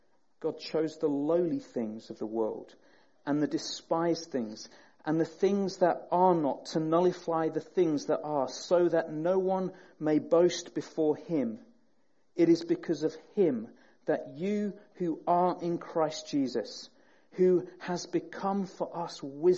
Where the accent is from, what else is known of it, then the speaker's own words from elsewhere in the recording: Peterborough, East of England, United Kingdom; As Graham says, we're from Peterborough. We're from the flatlands, where there are no hills whatsoever.